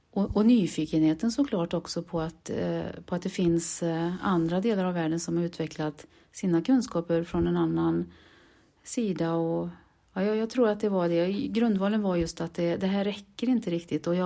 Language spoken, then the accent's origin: Swedish; Borås, Västra Götaland, Sweden; Jag är från Borås, ja.